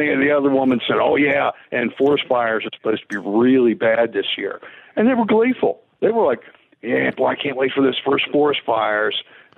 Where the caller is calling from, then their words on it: Pittsburgh, Pennsylvania, United States; I'm calling you from Pittsburgh